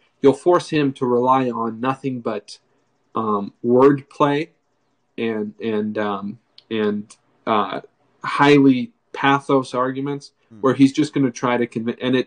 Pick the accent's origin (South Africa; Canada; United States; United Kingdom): United States; New Hampshire; I'm from New Hampshire.